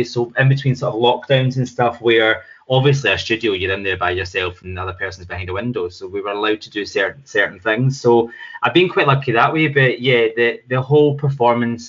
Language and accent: English; Scotland, United Kingdom; moved away as an adult; also born or lived in London; we're both Scottish. I trained in Scotland, and I lived in London for 15 years